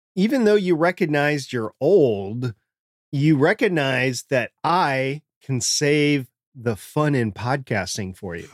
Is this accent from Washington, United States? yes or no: no; Minnesota, United States; moved away; I grew up in Minnesota, that happened all the time to me up in Minnesota. I don't live in Minnesota right now